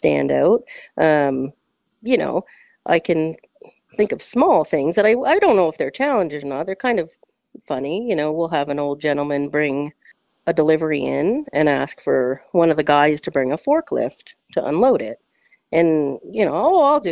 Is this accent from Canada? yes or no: yes; Ancaster, Ontario, Canada; I'm born and raised in Ancaster